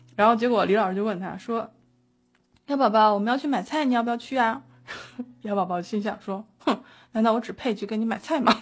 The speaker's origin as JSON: {"language": "Chinese", "region": "Beijing", "country": "China", "said": "我北京人"}